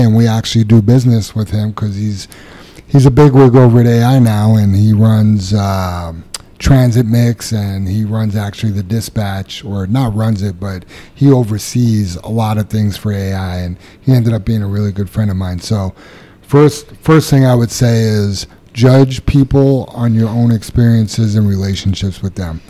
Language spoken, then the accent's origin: English; New York City, New York, United States; moved away; I remember growing up in Queens where I did as a kid